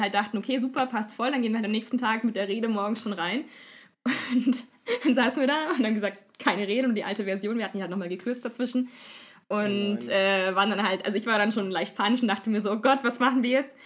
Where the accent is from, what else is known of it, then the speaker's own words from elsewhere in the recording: Upper Bavaria, Germany; da, wo ich herkomme, ist jetzt nicht Niederbayerisch, Niederbayern, im Oberbayern ist es ungefähr so